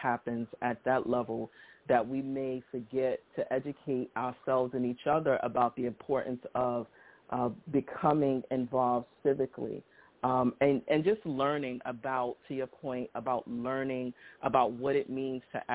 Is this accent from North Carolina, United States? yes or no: no; New York City, New York, United States; I'm actually from Brownsville, Brooklyn